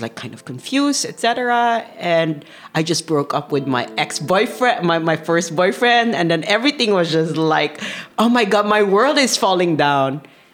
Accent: Manila, Metro Manila, Philippines; moved away as an adult; also born or lived in Amsterdam, Netherlands; now in Maastricht, Netherlands; I'm originally from Manila, Philippines. I was born in Manila

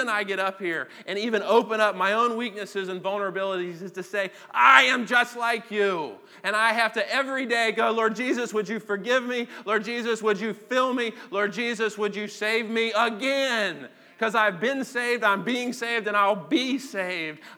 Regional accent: United States; as an American Christian

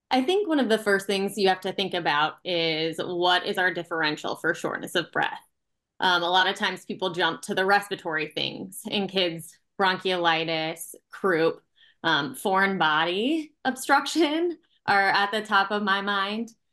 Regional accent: Nebraska, United States; moved away as an adult; now in Milwaukee, United States; I'm from Nebraska originally

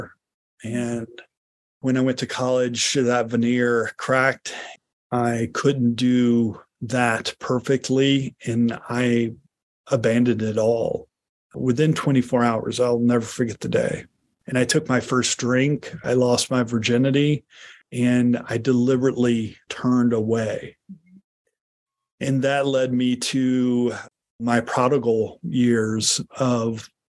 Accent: the Bible Belt, United States; I grew up in the Bible Belt

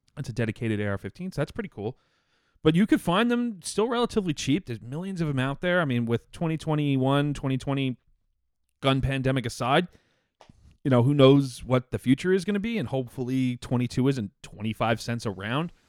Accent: United States; me as an American

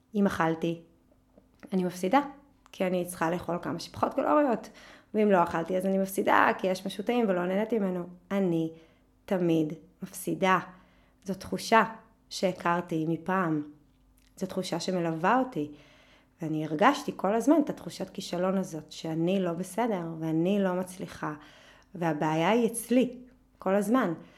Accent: a kibbutz in the Jordan Valley, Northern District, Israel; ובעמק הירדן, בקיבוץ שגדלתי בו, היה חם מאוד

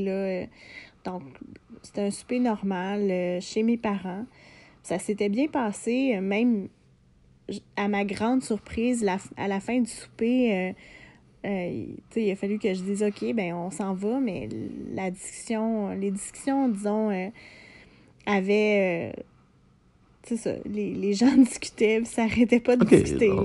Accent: Lanaudière, Quebec, Canada; j'ai grandi en région, euh, je viens de Lanaudière

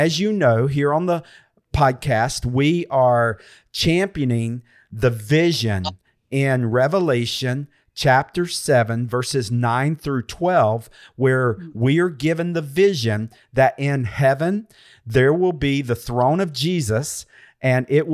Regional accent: United States; I'm an American

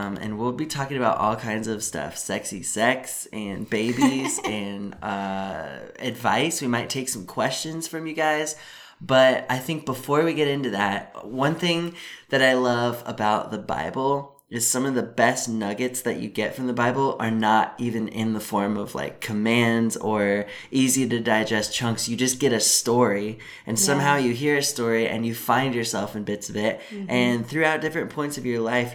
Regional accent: a suburb of Seattle, Washington, United States; moved away; also born or lived in Midwest; We're from Washington State. I grew up in a suburb about a half hour out of Seattle

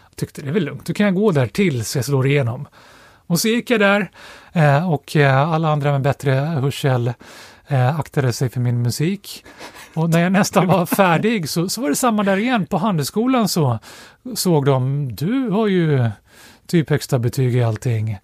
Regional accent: Stockholm, Stockholm County, Sweden; Jag är uppvuxen i Storstockholm, precis utanför tullarna, över bron ifrån Södermalm, så jag är uppvuxen på, right. i Axelsberg

